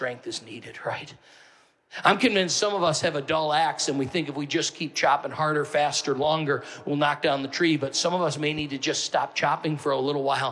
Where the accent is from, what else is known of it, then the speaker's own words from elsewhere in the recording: Northeast, United States; I'm from the Northeast